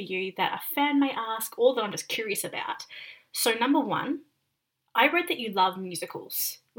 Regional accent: Australia; because I'm Australian.

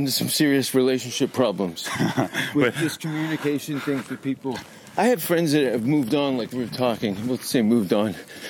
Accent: Hamilton, Ontario, Canada; Hamilton, Ontario.

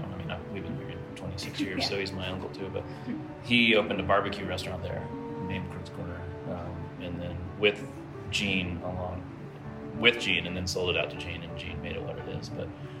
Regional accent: the South, United States; now in Asheville, United States; an exploration of both my roots as a Southerner

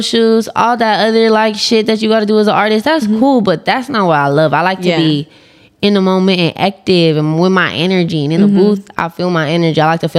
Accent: Long Beach, California, United States; I don't talk about where I was born, but I was raised in Long Beach.

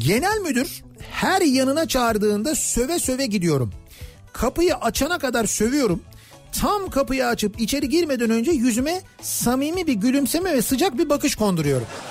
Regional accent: Kocamustafapaşa, Istanbul, Turkey; biz de Paşalıyız. 80'li yıllarda Paşa'daydık büyüdük.

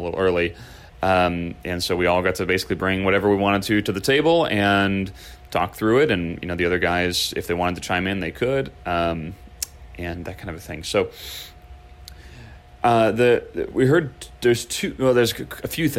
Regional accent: Chicago, Illinois, United States; now in California, United States; I grew up in Chicago, the Midwest

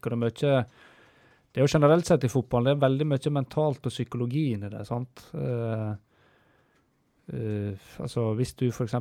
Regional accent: Stryn, Vestland, Norway; jeg kommer jo fra Stryn

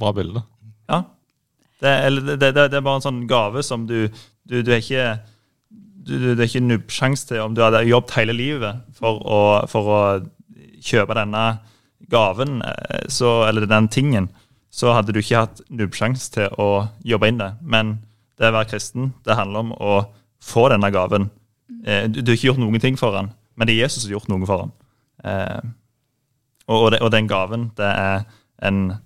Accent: Jæren, Rogaland, Norway; moved away as an adult; now in Oslo, Norway; jeg kommer fra Vigerstua på Jæren. Veldig fine plass å vokse opp

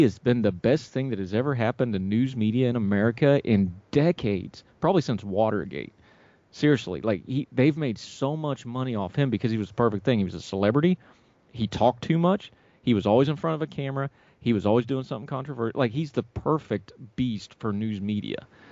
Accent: West Virginia, United States; My home state of West Virginia

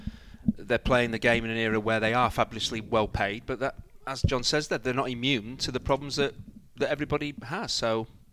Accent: Manchester, North West England, United Kingdom; I'm from Manchester.

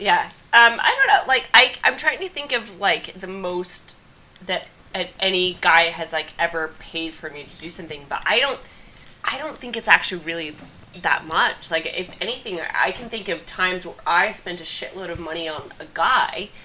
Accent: Kansas, United States; now in New York, United States; I'm from Kansas.

